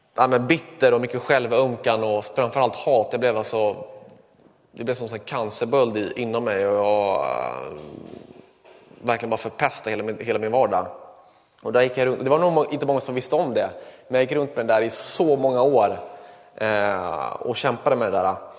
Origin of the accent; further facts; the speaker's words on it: Kungsängen, Stockholm County, Sweden; Jag växte upp i eh, Kungsängen